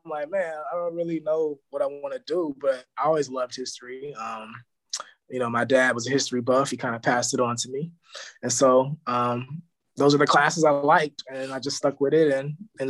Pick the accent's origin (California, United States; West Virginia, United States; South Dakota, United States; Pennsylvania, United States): California, United States; Los Angeles; also born or lived in Berkeley; I'm from here. I'm from Los Angeles, born and raised. Grew up, you know, with my parents on my block, which was like a, you know, kind of like Maywood in the hood. Like it was like small town